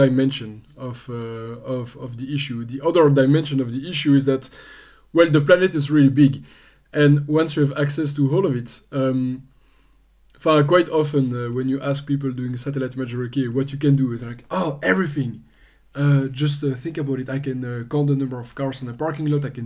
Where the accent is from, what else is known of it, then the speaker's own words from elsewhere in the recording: Belgium; also born or lived in Australia; born and raised in Belgium.